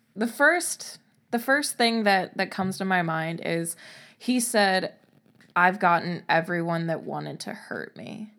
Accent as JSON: {"language": "English", "town": "Covington", "region": "Louisiana", "country": "United States", "tie": "born or raised there", "said": "I grew up near Covington, Louisiana"}